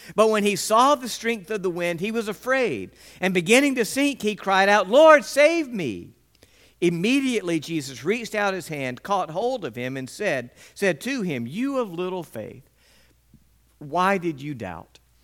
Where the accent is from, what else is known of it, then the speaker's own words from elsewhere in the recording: West Point, United States; The entire time that I was growing up in West Point, we had dogs in our backyard